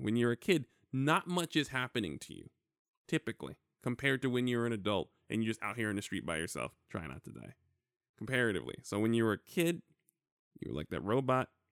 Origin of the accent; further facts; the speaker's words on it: New York, United States; now in California, United States; growing up in New York